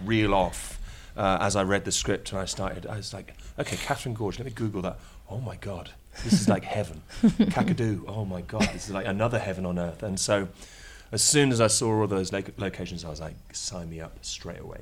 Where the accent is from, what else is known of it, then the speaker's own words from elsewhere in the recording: United Kingdom; I am British, obviously. I haven't got the Australian accent